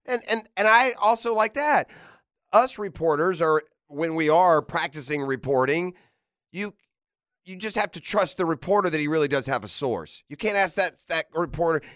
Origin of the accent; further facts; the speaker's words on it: Jacksonville, Florida, United States; I grew up in Jacksonville where there's so many different high schools where you represent a neighborhood and you do it with pride